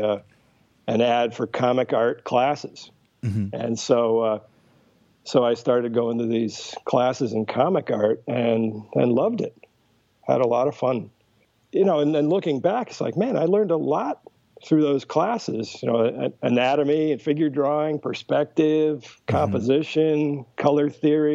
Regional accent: Connecticut, United States; now in Dublin, New Hampshire, United States; I grew up in Connecticut, but my parents bought a summer place in southern New Hampshire when I was 3 years old

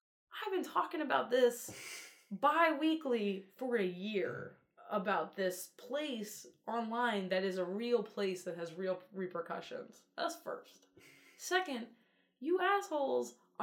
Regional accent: Atlantic City, New Jersey, United States; I'm from Atlantic City.

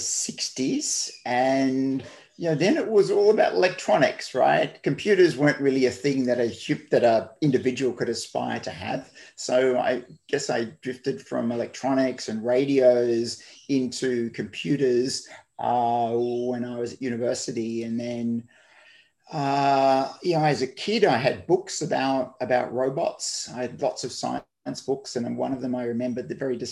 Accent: Melbourne, Victoria, Australia; moved away as an adult; also born or lived in Brisbane, Australia; So I moved from Melbourne, which is where I grew up, and started my career to Brisbane in 1995

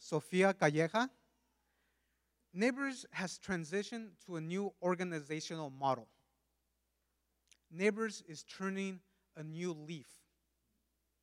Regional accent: California, United States; first language Spanish; English is a second language; also born or lived in Mexico; I was born and raised in California for the most part. Shortly after being born, my family moved back to Mexico and eventually returned to the U.S.

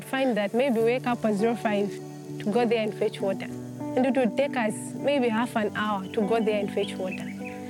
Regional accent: Zambia; I'm 18 years of age, and I come from Zambia.

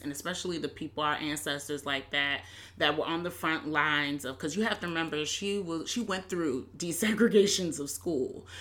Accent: Hampton, Virginia, United States; I'm from Hampton, Virginia.

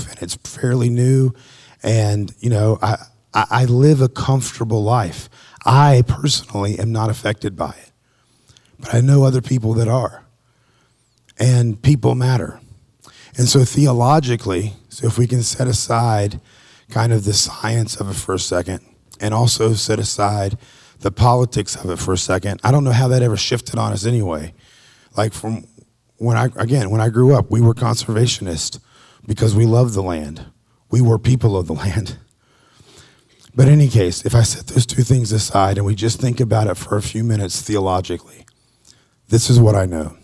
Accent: Appalachian Mountains, United States; I grew up in the Appalachia Mountains

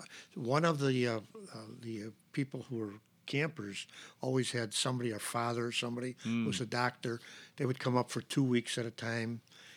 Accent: Chicago, Illinois, United States; also born or lived in West Rogers Park, Chicago / Skokie, Illinois; I was born at Division in Kedzie. And we eventually moved up north.

